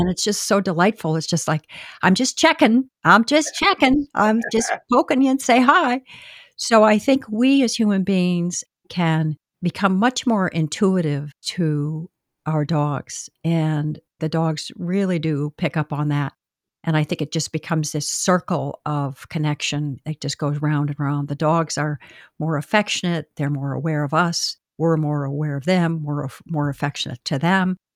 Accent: Boston, Massachusetts, United States; moved away as an adult; now in Southern Pines, United States; I'm actually from Boston. really a northerner, but I came down here

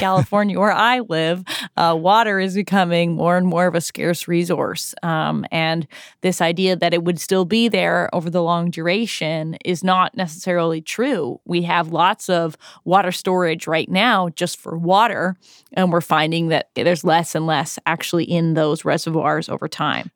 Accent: Toronto, Ontario, Canada; I'm also from Toronto, so I know a Torontonian when I hear one

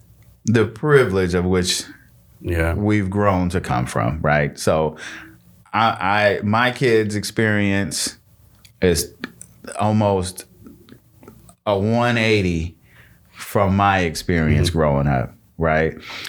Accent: Michigan, United States; So I'm from Michigan. I was born in Michigan. And so I have people in Michigan still.

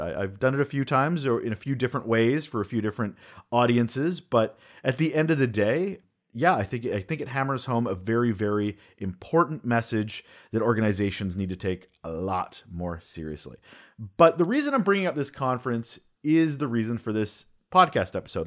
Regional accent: Canada; also born or lived in Vancouver Island, British Columbia; I'm a Canadian.

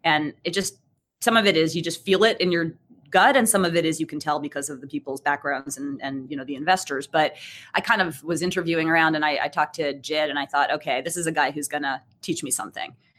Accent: Brookline, Massachusetts, United States; I'm a local girl. Um, I grew up in Brookline

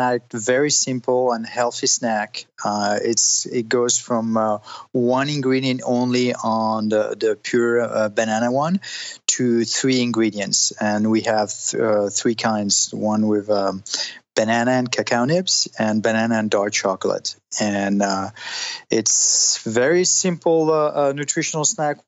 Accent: Italy; moved away as an adult; also born or lived in Switzerland / France; now in Los Angeles, United States; I'm French. My parents are French, but I grew up in Italy. I was born in Switzerland, and I moved to the States when I was 19

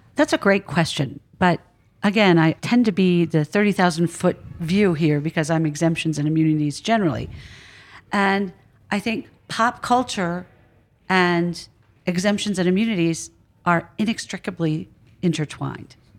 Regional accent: Philadelphia, Pennsylvania, United States; I'm from Philadelphia.

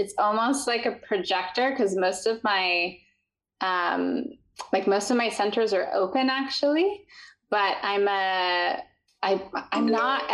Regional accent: Utah, United States; I grew up in the mountains in Utah

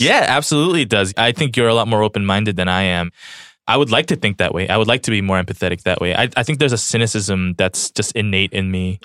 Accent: Los Angeles, California, United States; also born or lived in South Korea; I'm from Los Angeles. I grew up for the majority of my childhood here

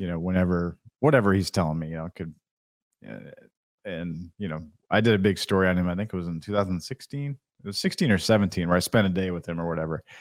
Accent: Iowa City, Iowa, United States; growing up in Iowa City

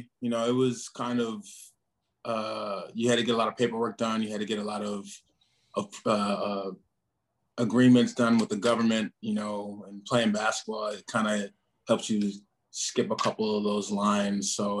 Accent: Gurnee, Illinois, United States; I grew up in Gurnee. So Gurnee is like the northern suburbs of Chicago.

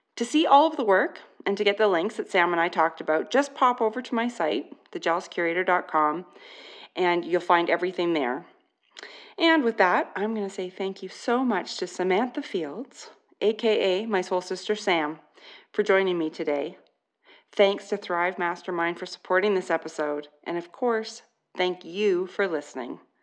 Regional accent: Canada; I am Canadian

